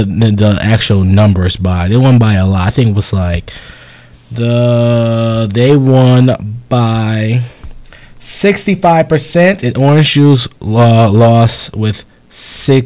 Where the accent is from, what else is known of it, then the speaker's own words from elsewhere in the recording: Connecticut, United States; moved away; I'm from Connecticut